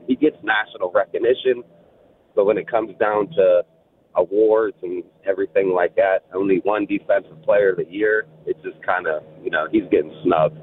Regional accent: Aliquippa, Pennsylvania, United States; now in Pittsburgh, United States; Just living in Pittsburgh, well, I'm from Aliquippa, but still right outside of Pittsburgh.

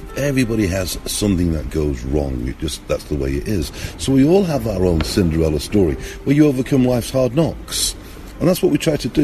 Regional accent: Manchester, North West England, United Kingdom; now in Russia; I'm born in the UK, you can hear by my accent, you know, I'm from Manchester, but I live over in Russia now

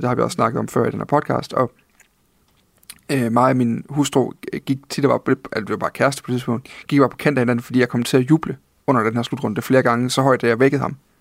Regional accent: Funen, a little south of Odense, Southern Denmark, Denmark; jeg er født på Fyn. Lidt syd for Odense

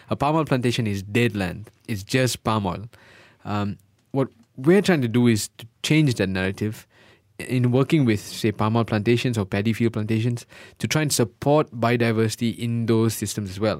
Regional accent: Malaysia; moved away; also born or lived in United Kingdom

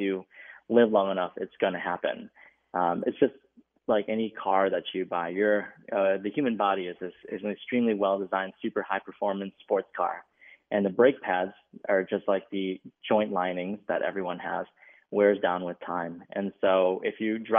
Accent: Minneapolis, Minnesota, United States; also born or lived in Chicago; I grew up in Minneapolis, Minnesota

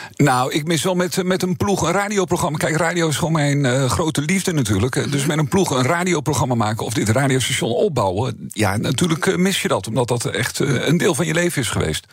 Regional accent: Netherlands; de plek waar ik vandaan kom, waar ik, eh, waar ik groot geworden ben, waar ik nu al alweer 20 jaar woon, daar ontstond een nieuwe gemeente

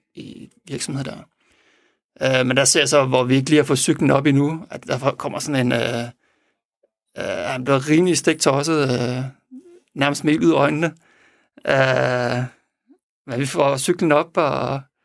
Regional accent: Denmark; vi er fra Danmark

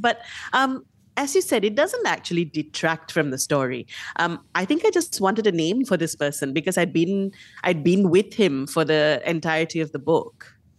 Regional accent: Malaysia; being a Malaysian reader, reading Malaysian stories

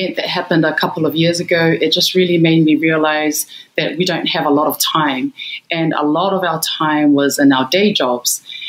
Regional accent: Auckland, New Zealand; moved away as an adult; also born or lived in Tonga (parents); now in Sydney, Australia; They immigrated to Auckland, New Zealand, where I was born. And I did all my formal education there, university

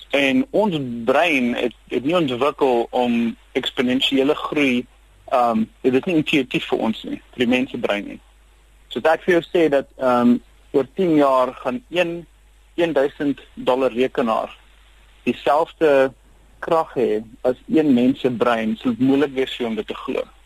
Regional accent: Cape Town, Western Cape, South Africa; first language Afrikaans; moved away as an adult; also born or lived in Pretoria; now in Silicon Valley, United States; ek uh, by die moederbond gebore is, net uh, so 'n kilometer of so van Hoftes af en omdat ek in Kaapstad groot geword

